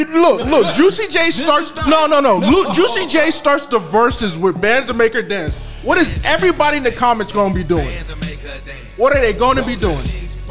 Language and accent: English; New Jersey, United States; You know, I'm from the East Coast. I'm from Jersey, New York cat.